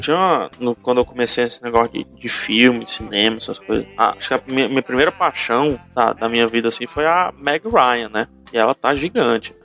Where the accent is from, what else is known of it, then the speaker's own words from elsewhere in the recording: Fortaleza, Ceará, Brazil; aqui perto da minha casa, aqui em Fortaleza